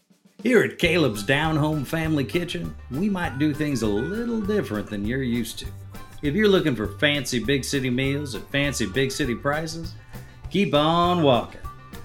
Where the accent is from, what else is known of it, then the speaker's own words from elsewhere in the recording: Carolina, United States; so this is I pulled some strings from back in my hometown in Carolina.